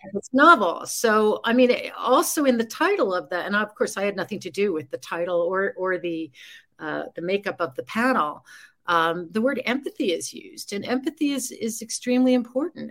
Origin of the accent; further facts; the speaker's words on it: New York City, New York, United States; I grew up in New York City